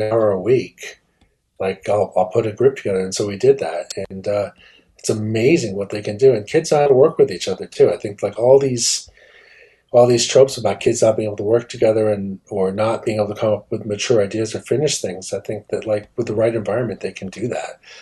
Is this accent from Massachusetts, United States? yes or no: no; Leonia, New Jersey, United States; I grew up in Leonia